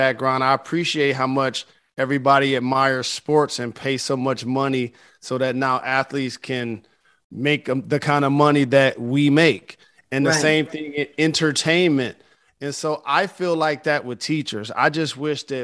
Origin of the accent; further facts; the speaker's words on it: Detroit, Michigan, United States; founded an underfunded school in my hometown of Detroit